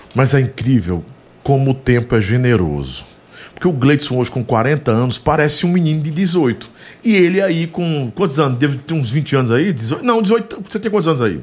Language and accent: Portuguese; Floriano, Piauí, Brazil; Sou piauiense, sim. Piauiense de Floriano. Nasci em Floriano, Piauí